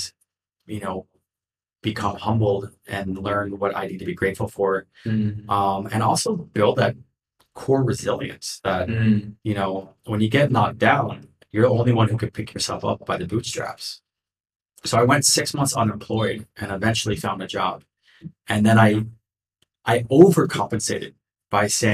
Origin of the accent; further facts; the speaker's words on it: United States; also born or lived in New York City; I was born in the States